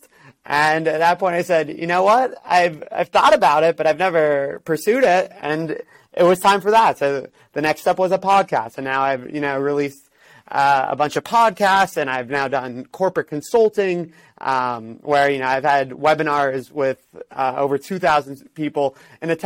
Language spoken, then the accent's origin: English; Miami, Florida, United States; moved away as an adult; also born or lived in New York City / Los Angeles; I'm originally from Miami, Florida